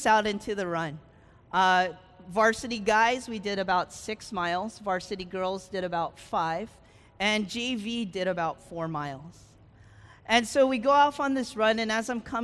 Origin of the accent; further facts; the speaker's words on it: California, United States; moved away; I grew up in California.